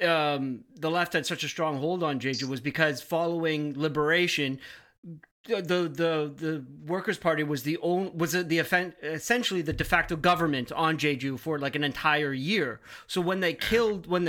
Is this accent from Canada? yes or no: yes; Canada; As a Canadian